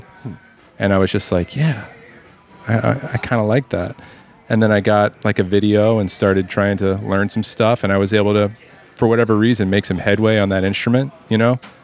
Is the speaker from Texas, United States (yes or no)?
no; Lafayette, Louisiana, United States; now in New Orleans, United States; I grew up in Lafayette